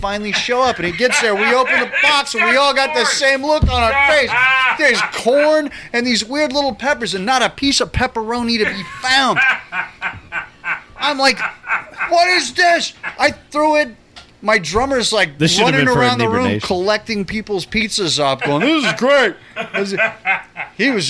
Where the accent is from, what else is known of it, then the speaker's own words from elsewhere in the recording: California, United States; moved away as an adult; also born or lived in Seattle; now in New Jersey, United States; I grew up in California